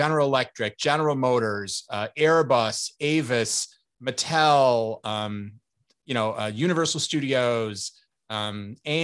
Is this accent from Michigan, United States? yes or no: no; Chicago, Illinois, United States; also born or lived in New York area; now in New York, United States; I'm originally from Chicago, but I've been living in the New York area for most of the last 30 years